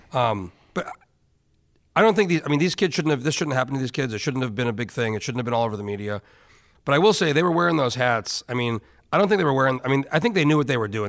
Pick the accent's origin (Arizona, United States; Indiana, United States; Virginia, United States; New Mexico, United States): New Mexico, United States; I grew up in New Mexico